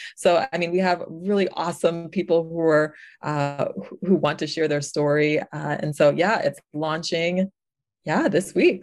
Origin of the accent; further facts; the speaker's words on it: New York, United States; moved away; I'm originally from New York